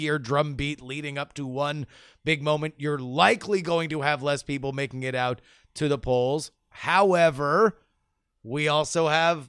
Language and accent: English; Florida, United States; I'm from Florida, so Florida politics is my natural inclination